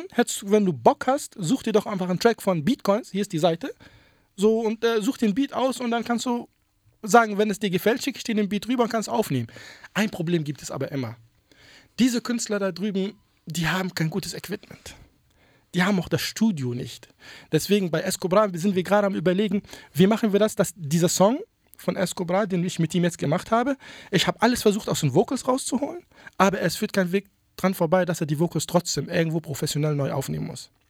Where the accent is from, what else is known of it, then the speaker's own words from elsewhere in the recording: Tunisia; Ich meine, ich bin ursprünglich aus Tunesien, wir sind Nachbarn.